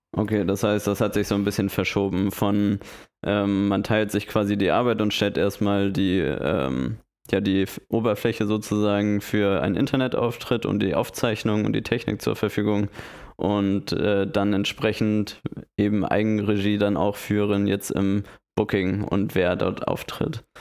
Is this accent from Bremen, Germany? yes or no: no; Hamburg, Germany; als Hamburger